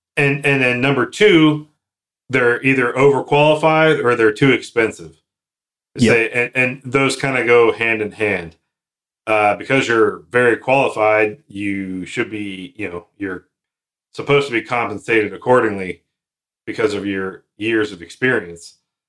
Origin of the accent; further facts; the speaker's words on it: Texas, United States; My home state where I'm from is Texas.